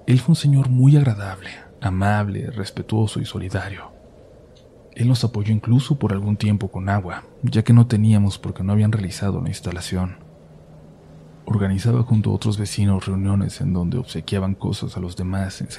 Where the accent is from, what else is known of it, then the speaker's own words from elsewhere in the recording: Tlaxcala, Mexico; now in Xalapa, Mexico; Yo soy originaria de Tlaxcala, Tlaxcala. Actualmente tengo 25 años y vivo en Jalapa, Veracruz.